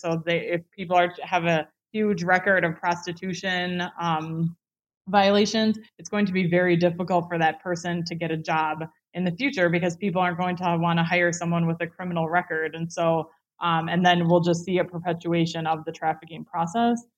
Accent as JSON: {"language": "English", "country": "United States", "said": "I'm clearly American"}